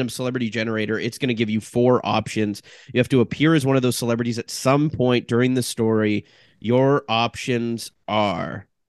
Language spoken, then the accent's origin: English; Brockville, Ontario, Canada; born or raised there